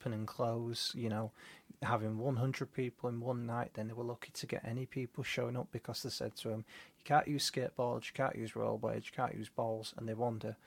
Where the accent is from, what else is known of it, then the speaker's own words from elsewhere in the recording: Leeds, Yorkshire and the Humber, United Kingdom; I'm unashamedly from Seacroft